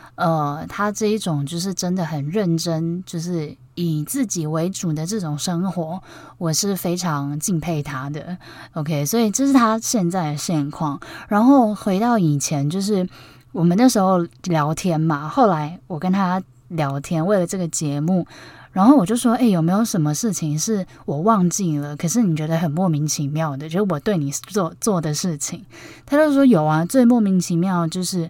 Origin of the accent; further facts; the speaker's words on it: Taipei, Taiwan; 因为我是台北人